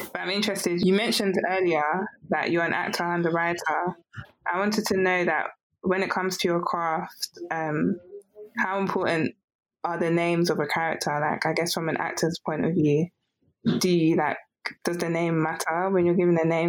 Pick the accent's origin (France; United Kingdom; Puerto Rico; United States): United Kingdom; accent: British; my British accent